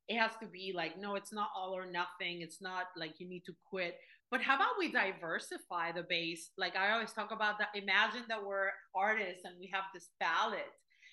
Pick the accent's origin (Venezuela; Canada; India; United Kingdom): Venezuela; moved away; I come from Venezuela, formerly the third largest producer of oil in the world